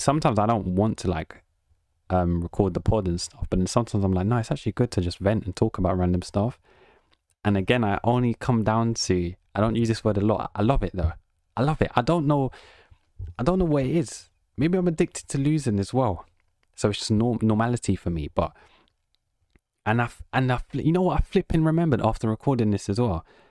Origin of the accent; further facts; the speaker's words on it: England, United Kingdom; accent: British; I'm just from England